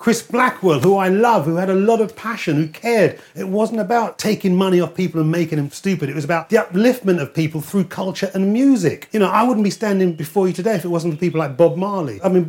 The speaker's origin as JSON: {"language": "English", "town": "Peckham", "region": "London", "country": "United Kingdom", "tie": "born or raised there", "said": "When I was growing up, policemen, postmen would not deliver in Peckham."}